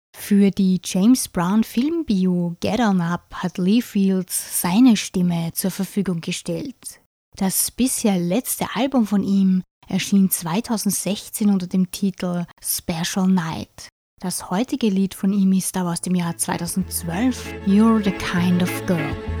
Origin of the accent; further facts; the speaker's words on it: St. Pölten, Lower Austria, Austria; So wie ich an meiner Heimatstadt St. Pölten hänge